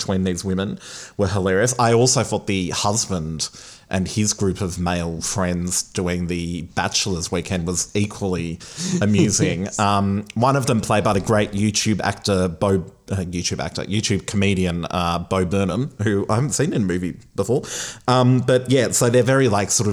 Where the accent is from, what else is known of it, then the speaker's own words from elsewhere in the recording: Australia; as an Australian